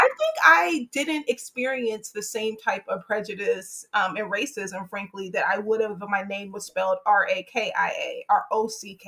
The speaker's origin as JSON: {"language": "English", "town": "Hampton", "region": "Virginia", "country": "United States", "tie": "born or raised there", "also_born_or_lived": "White Plains, New York", "moved": "yes", "said": "growing up in Hampton, Virginia, which is a very segregated community"}